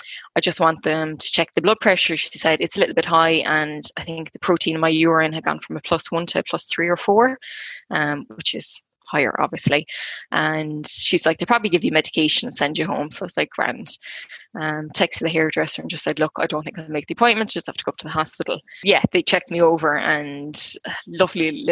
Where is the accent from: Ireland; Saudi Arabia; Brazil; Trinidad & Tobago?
Ireland; Clonmel, Munster; I'm from Clonmel in County Tip.